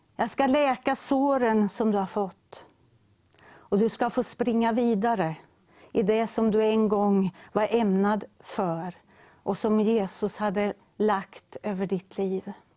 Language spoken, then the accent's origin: Swedish; Ödeshög, Östergötland, Sweden; now in Linköping, Sweden; vårt lilla missionshus hemma i Ödeshög, där vi kommer ifrån